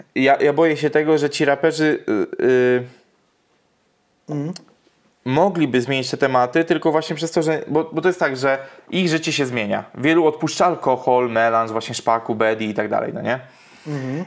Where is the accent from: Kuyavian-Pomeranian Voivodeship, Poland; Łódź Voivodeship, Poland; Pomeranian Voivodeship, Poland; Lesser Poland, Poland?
Łódź Voivodeship, Poland; near Widawa; nieopodal mojej rodzinnej miejscowości mhm. Y, jest taka miejscowość jak Widawa